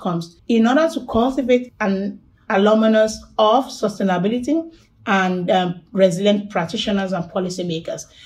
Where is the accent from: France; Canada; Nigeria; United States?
Nigeria; Lagos; moved away as an adult; now in Newcastle, Australia; I'm originally from Nigeria, Lagos